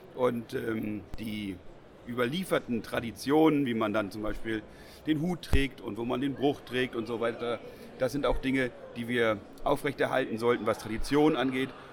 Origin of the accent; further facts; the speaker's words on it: Northern Germany, Germany; bei uns im Norden